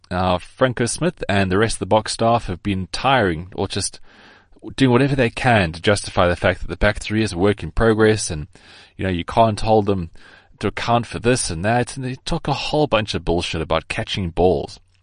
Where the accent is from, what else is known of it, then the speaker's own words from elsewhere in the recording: South Africa; I am South African